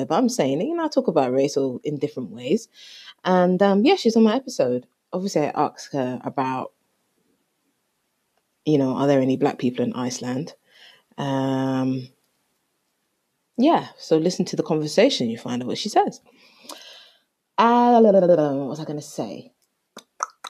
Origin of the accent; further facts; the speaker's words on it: Jamaica; I am Jamaican